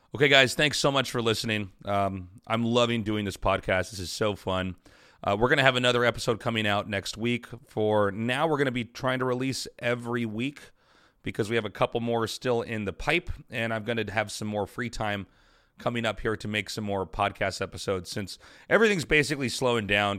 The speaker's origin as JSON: {"language": "English", "region": "Kansas", "country": "United States", "tie": "born or raised there", "also_born_or_lived": "Colorado", "moved": "yes", "said": "the conservative people that I grew up with in Kansas"}